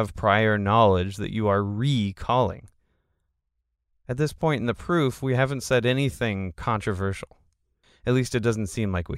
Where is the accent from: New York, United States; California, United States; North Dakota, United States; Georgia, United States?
California, United States; Chico; I was born in Inlow Hospital in my lovely hometown of Chico, California